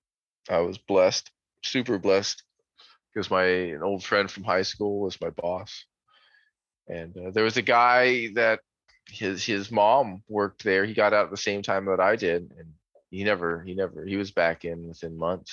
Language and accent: English; Florida, United States; also born or lived in Newfoundland, Canada; I've lived in Florida since I was about 2 years old. So I was born in Newfoundland, Canada